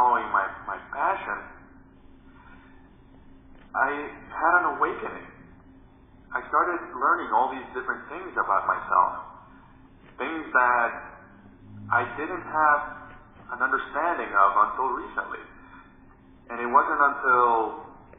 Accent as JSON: {"language": "English", "country": "Dominican Republic", "tie": "born or raised there", "said": "I grew up in the Dominican Republic, where I was a kid with a huge imagination"}